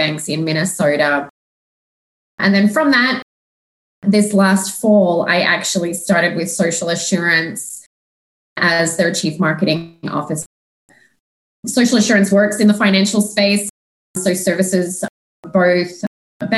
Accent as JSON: {"language": "English", "country": "Australia", "also_born_or_lived": "Melbourne / Sydney", "moved": "yes", "said": "I'm actually from Australia"}